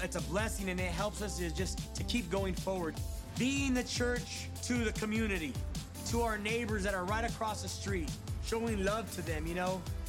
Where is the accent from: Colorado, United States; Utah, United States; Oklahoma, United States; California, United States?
California, United States; Sanger; I grew up in Sanger.